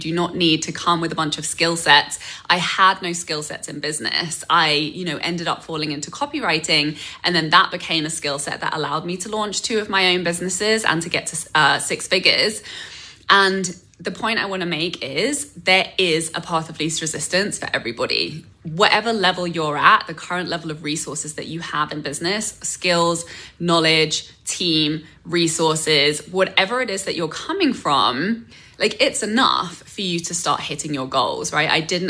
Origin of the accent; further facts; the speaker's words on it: England, United Kingdom; moved away as an adult; now in North America; I came to North America from England, knew zero. I had one relative and I had one connection in the film industry